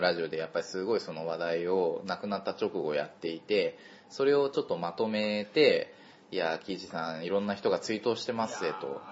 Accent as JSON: {"language": "Japanese", "region": "Kansai", "country": "Japan", "tie": "born or raised there", "said": "僕も関西出身だけど"}